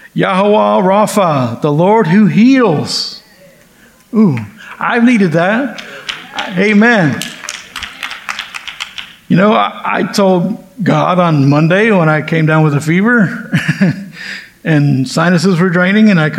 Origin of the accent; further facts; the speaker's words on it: the South, United States; also born or lived in California; I've been in the South ever since